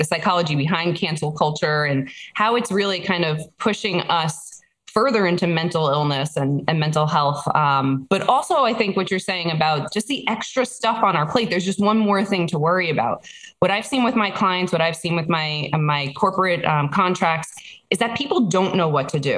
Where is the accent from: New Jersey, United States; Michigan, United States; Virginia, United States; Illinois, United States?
New Jersey, United States; I'm from New Jersey